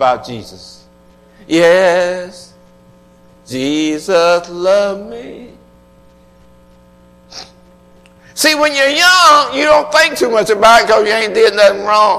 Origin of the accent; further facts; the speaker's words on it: Atlanta, Georgia, United States; I was raised in Atlanta